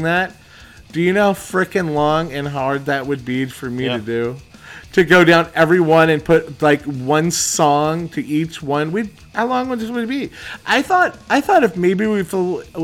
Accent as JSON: {"language": "English", "town": "Dublin", "region": "California", "country": "United States", "said": "us being from Dublin, California"}